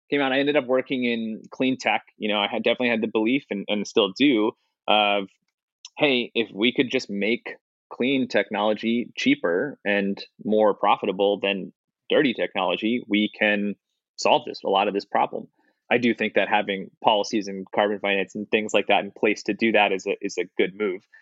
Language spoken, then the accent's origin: English; outside Philadelphia, Pennsylvania, United States; born or raised there